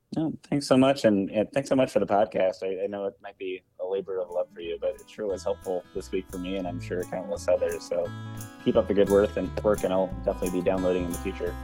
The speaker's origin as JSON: {"language": "English", "town": "Eldridge", "region": "Iowa", "country": "United States", "tie": "born or raised there", "also_born_or_lived": "Des Moines, Iowa", "moved": "as an adult", "lives_now": "Milwaukee, United States", "said": "I was born in Des Moines, grew up in the Quad Cities"}